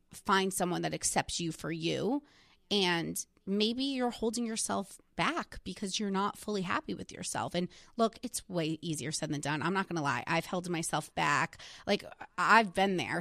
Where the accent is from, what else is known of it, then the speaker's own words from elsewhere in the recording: New Jersey, United States; I was from New Jersey